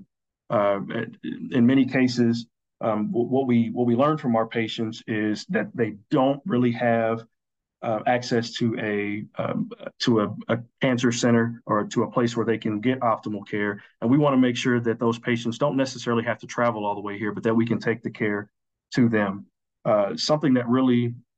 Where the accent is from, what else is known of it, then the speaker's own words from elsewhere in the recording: Dickson, Tennessee, United States; now in Atlanta, United States; I'm originally from Tennessee, the Nashville, Tennessee area, Dixon to be precise, which is a small town about 40 miles west of Nashville